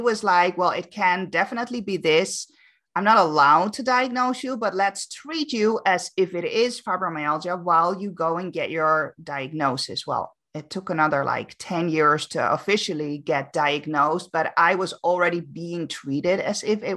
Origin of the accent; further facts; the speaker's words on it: Amsterdam, North Holland, Netherlands; moved away as an adult; now in Canary Islands, Spain; I'm born and raised in Amsterdam, but I actually now live on the Canary Islands